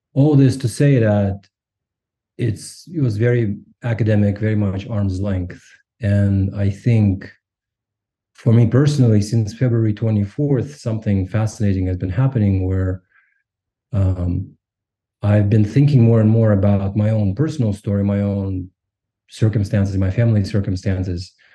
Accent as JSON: {"language": "English", "region": "Almaty", "country": "Kazakhstan", "tie": "born or raised there", "first_language": "Russian", "second_language": "English", "moved": "yes", "lives_now": "Claremont, United States", "said": "I was born and raised in Kazakhstan in Almaty."}